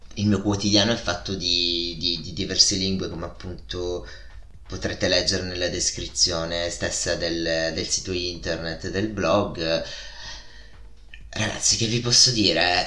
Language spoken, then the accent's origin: Italian; Italy; accent: Italian; io in inglese ho un accento fortissimo, un accento italiano fortissimo